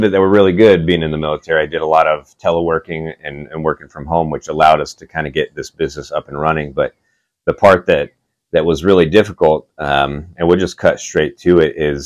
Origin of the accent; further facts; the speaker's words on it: Oceanside, California, United States; moved away as an adult; now in Augusta, Georgia, United States; I grew up in Oceanside, which is like North San Diego County.